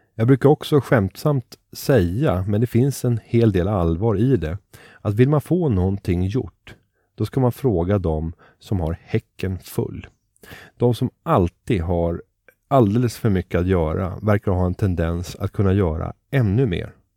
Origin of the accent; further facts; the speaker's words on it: Sweden; du och jag som genomsnittlig svensk